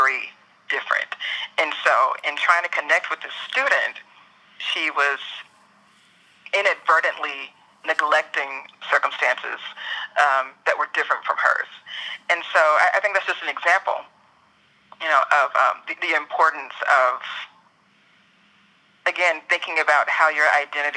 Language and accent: English; the South, United States; I'm also a Southerner